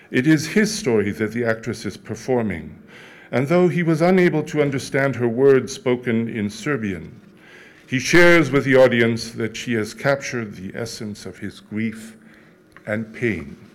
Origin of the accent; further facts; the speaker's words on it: France; born there; I was born in France to two Auschwitz survivors and resistance fighters who had managed to survive unspeakable trauma with their dignity intact.